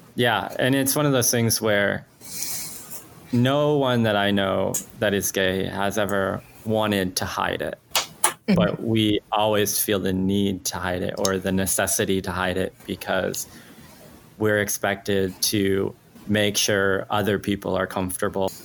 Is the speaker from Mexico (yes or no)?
yes; Mexico; English is a second language; moved away; I am an immigrant. I'm Mexican. I was not a, a like English was not my first language